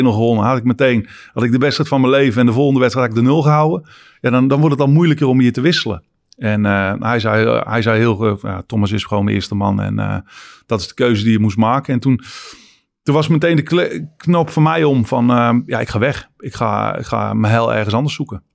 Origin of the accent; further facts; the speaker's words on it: Netherlands; moved away; Als Nederlander dat je bent